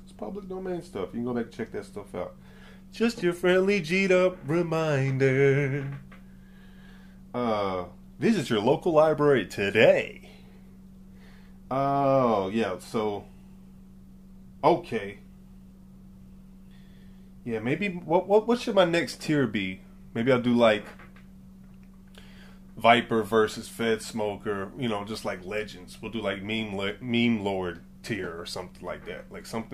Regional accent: Atlanta, Georgia, United States; also born or lived in New York; I grew up in Atlanta. I was like, I've been here pretty much my whole life. From New York, but I grew up here. I've been here since very early, like 2.

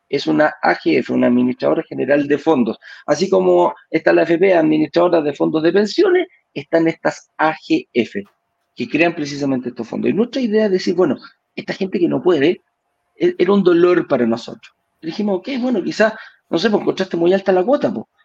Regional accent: Venezuela; now in Chile; Que yo soy venezolano, que todavía no me da la, definitiva, etcétera, etcétera, etcétera.

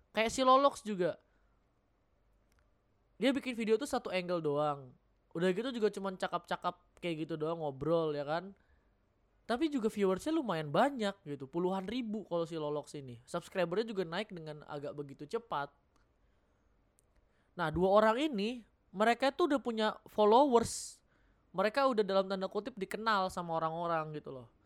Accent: North Sumatra, Indonesia; Nah, gue sebagai orang Batak sangat relate gitu loh.

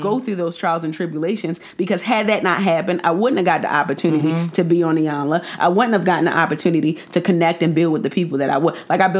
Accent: Jamaica; And, you know, I'm Jamaican, so I had to put

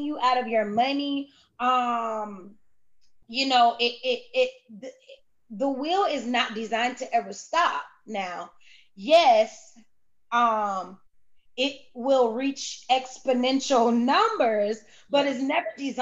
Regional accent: Cocoa, Florida, United States; I'm from Cocoa, Florida, okay? I'm from Brevard County, 321, Chocolate City, Countdown County.

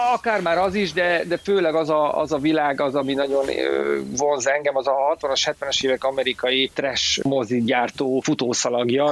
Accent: Szabolcs-Szatmár-Bereg, Hungary; moved away; én Szabolcsi vagyok eredetileg

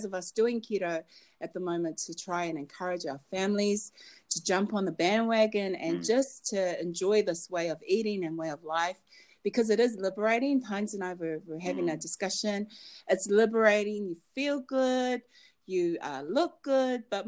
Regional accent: Auckland, New Zealand; I grew up in Auckland, New Zealand

